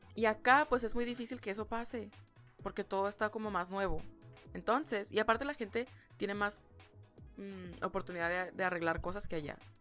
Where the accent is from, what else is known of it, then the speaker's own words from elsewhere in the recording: Ciudad Juárez, Chihuahua, Mexico; moved away as an adult; now in United States; las personas en Juárez, de donde soy yo